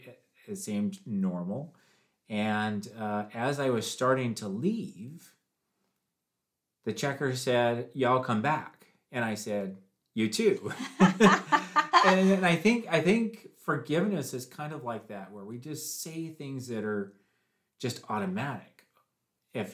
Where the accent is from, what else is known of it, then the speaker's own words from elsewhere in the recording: Washington, United States; moved away as an adult; also born or lived in Tennessee; When I turned 19, I moved from Washington State to Tennessee